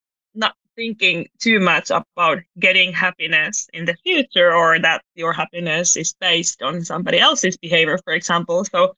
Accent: Finland; English is a second language; I'm originally from Finland, but I've been very international my whole life. So of course I'm Finnish.

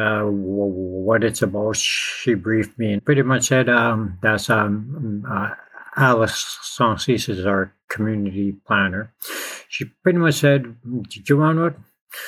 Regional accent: Ontario, Canada; I'm from Azamwe in Anishinaabeg

